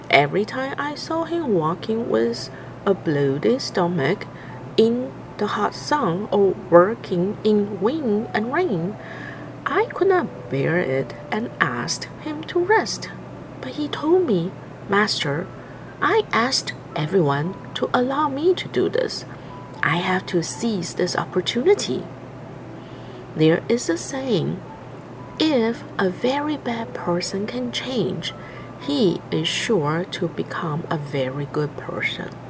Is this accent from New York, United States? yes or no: yes; New York, United States